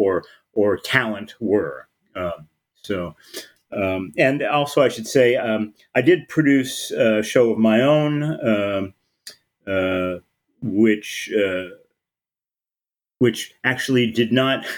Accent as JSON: {"language": "English", "town": "Los Angeles", "region": "California", "country": "United States", "tie": "born or raised there", "said": "I moved back home to my hometown of Los Angeles"}